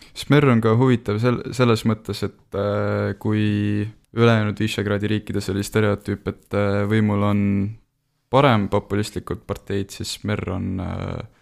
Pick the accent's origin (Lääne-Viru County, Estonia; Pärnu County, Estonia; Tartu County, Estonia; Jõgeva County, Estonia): Tartu County, Estonia; Tartu; ma olen pärit Tartust